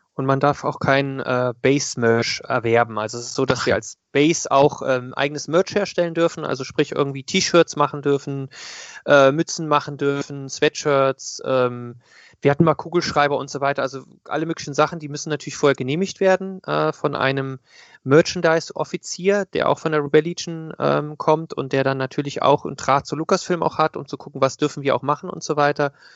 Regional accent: Koblenz, Rhineland-Palatinate, Germany; ich komme aus Koblenz

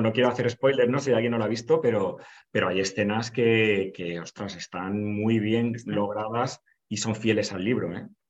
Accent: Valencia, Valencian Community, Spain; voy ahí para, para mi tierra, para Valencia

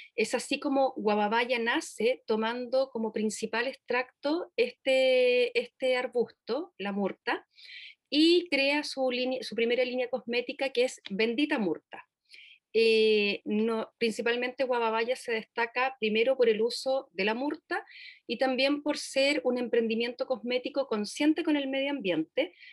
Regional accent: Puerto Varas, Los Lagos, Chile; nosotros somos de Puerto Varas

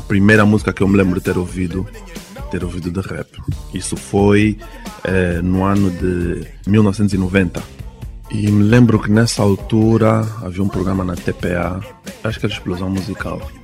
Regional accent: Luanda, Luanda Province, Angola; Eu também sou da Maianga

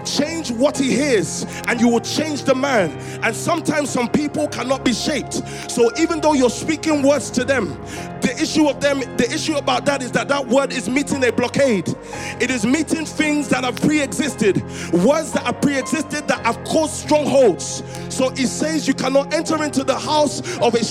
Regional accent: Croydon or Stockwell, London, United Kingdom; growing up in Croydon or Stockwell, moving between Croydon and Stockwell

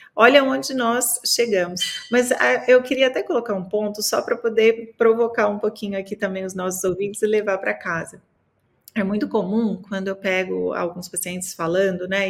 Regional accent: Minas Gerais, Brazil; eu sou mineira

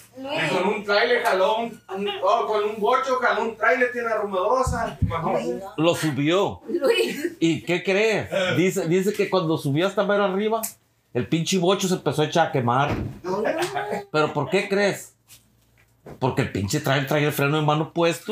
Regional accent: Tepic, Nayarit, Mexico; en Tepic Nayarit, que es de donde soy originario

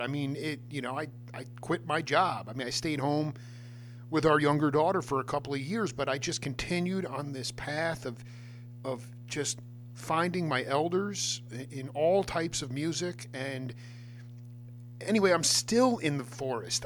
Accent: Stony Brook, New York, United States; I was a Long Island cat.

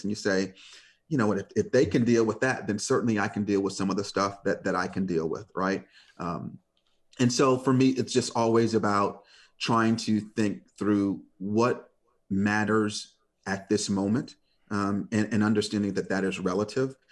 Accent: Detroit, Michigan, United States; I grew up in Detroit

